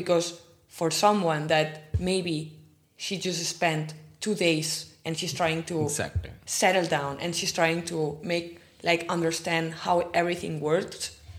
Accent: Catalonia, Spain; accent: Catalan; first language Catalan; English is a second language; moved away as an adult; now in Frankfurt, Germany; as a Catalan, I mean, I talk Spanish and Catalan, and I'm always talking in Catalan

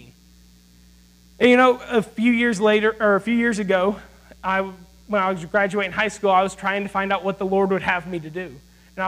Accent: Greenville, South Carolina, United States; I'm from Greenville, South Carolina. There in Greenville, I'm a pastor's son

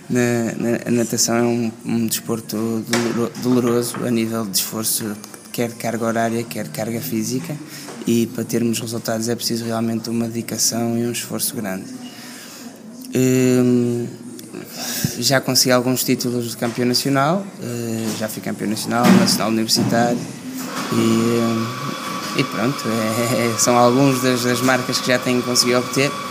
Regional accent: Porto, Norte, Portugal; no norte porque é de onde eu sou

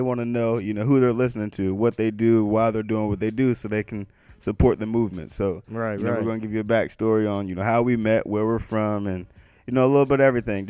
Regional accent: Salisbury, Maryland, United States; moved away as an adult; now in West Virginia, United States; I'm from Salisbury, Maryland. 410-443, Old Bay on everything.

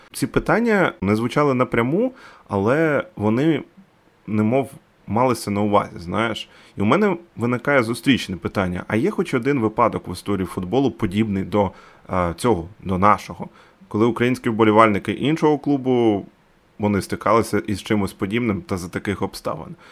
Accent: Dnipro, Dnipropetrovsk Oblast, Ukraine; Я з Дніпра.

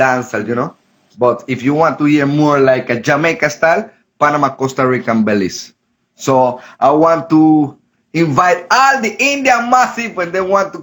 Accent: Gambia; moved away; also born or lived in Europe; I'm from Gambia

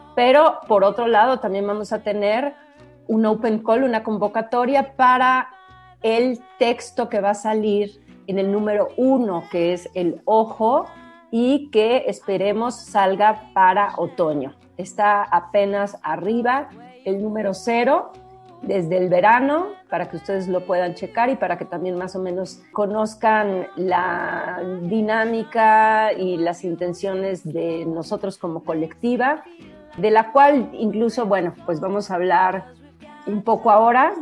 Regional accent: Mexico City, Mexico; also born or lived in Santiago, Chile; he vivido prácticamente toda mi vida en la Ciudad de México, pero nací en Santiago de Chile

